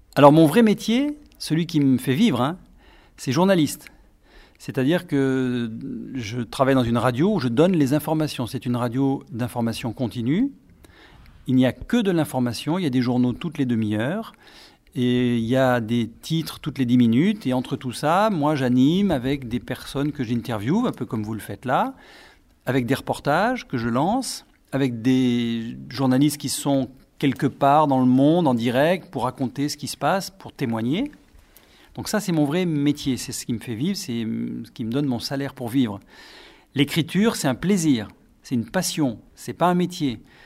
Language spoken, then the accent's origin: French; Brive-la-Gaillarde, Nouvelle-Aquitaine, France; also born or lived in Miami; ma ville euh, où je suis né en France, à Brive.